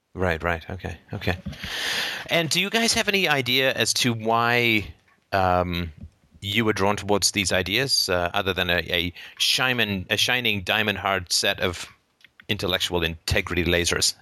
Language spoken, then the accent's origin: English; Canada; from Canada